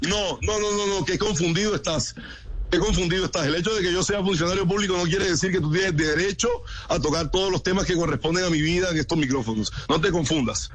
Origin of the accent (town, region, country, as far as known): Colombia